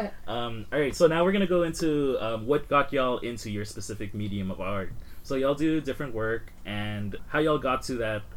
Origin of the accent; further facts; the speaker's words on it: Los Angeles, California, United States; And I'm from Koreatown in Los Angeles, as y'all know if you listen.